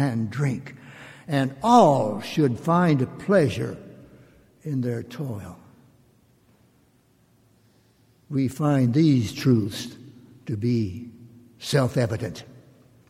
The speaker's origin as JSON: {"language": "English", "region": "Mississippi", "country": "United States", "moved": "yes", "said": "I was from Mississippi"}